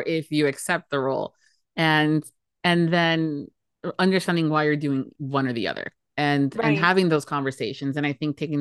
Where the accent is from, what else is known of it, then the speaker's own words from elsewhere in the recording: United States; as a first generation American